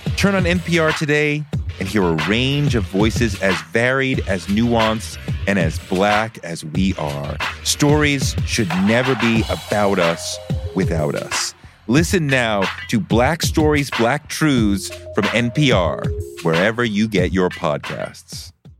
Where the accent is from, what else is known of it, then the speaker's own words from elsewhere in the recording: New York, United States; I mean, Cube getting with the Bomb Squad was important for me as a New Yorker.